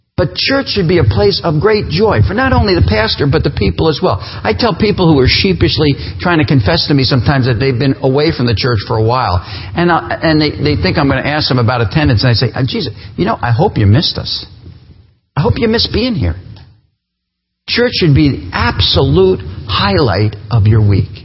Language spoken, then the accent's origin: English; New Jersey, United States; moved away as an adult; now in Appleton, United States; I'm from New Jersey. You'll pick up that accent at some point.